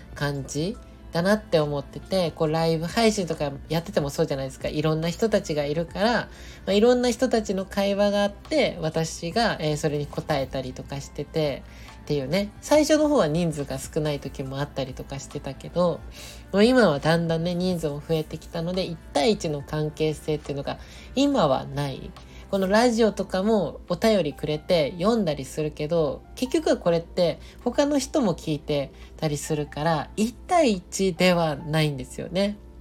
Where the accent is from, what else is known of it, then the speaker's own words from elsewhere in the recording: Nagoya, Aichi, Japan; moved away; 地元の名古屋に帰ってたんですよね